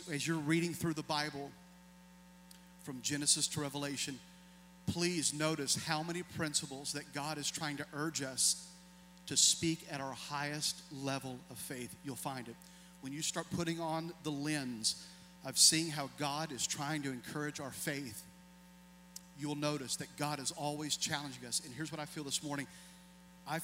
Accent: Tennessee, United States; I'm from Tennessee

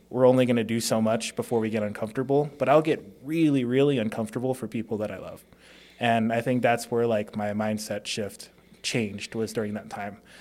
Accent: Las Vegas, Nevada, United States; also born or lived in Hawaii; I was born in Hawaii. Um, from there, just 'cause of cost of living, my family moved to Las Vegas

